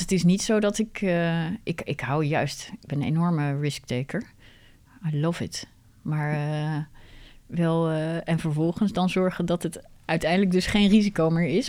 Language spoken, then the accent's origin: Dutch; Netherlands; wij zijn gewoon heel direct als Nederlanders